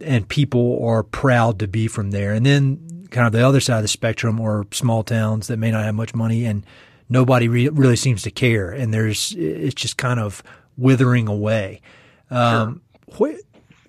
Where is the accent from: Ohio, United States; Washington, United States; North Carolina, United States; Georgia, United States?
North Carolina, United States; Edgecombe County; moved away; Edgecombe County, where I grew up, is one of the poorest regions